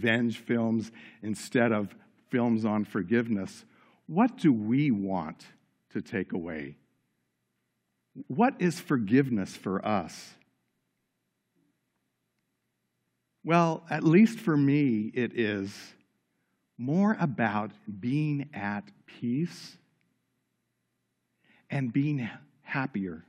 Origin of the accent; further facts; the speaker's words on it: Los Angeles, California, United States; Growing up in Los Angeles, California, I was surrounded by all things Hollywood